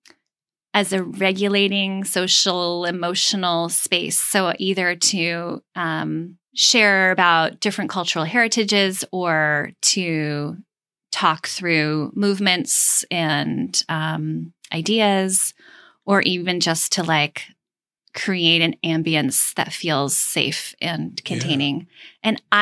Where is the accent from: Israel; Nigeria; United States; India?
Israel; moved away; I grew up in Israel